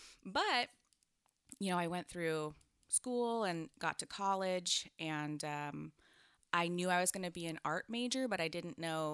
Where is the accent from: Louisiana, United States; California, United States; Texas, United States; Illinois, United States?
California, United States; So I grew up in the Bay, like you said, and it's actually all kind of tied in because I was raised in a, it was a cult.